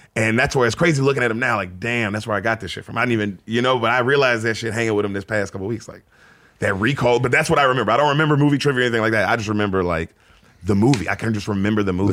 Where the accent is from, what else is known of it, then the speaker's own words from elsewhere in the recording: Memphis, Tennessee, United States; moved away as an adult; also born or lived in San Diego, California; born in San Diego. Uh, Dad was in the Navy, moved to Memphis when I was like six